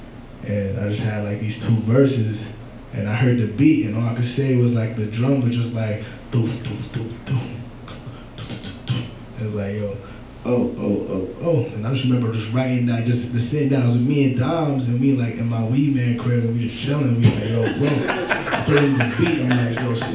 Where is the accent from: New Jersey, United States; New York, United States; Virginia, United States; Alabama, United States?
New York, United States; New York City; I'm from Brooklyn